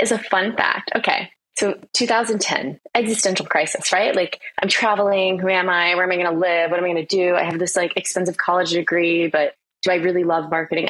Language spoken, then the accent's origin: English; United States; moved away as an adult; now in Australia; I'm American.